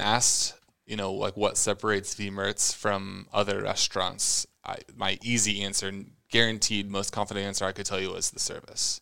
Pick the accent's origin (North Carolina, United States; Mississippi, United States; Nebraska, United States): Nebraska, United States; Omaha; moved away as an adult; I was the kid from Omaha